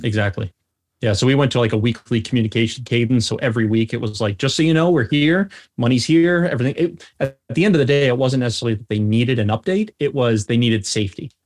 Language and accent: English; North Shore of Long Island, New York, United States; moved away as an adult; also born or lived in Birmingham, Alabama; I grew up on the North Shore of Long Island